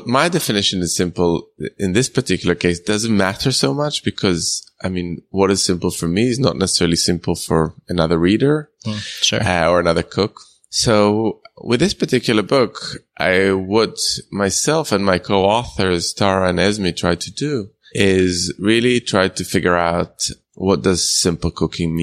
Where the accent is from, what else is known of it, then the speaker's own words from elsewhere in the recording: Jerusalem, Jerusalem District, Israel; I grew up in Israel, but they're from European descent. My dad is Italian. My mom's German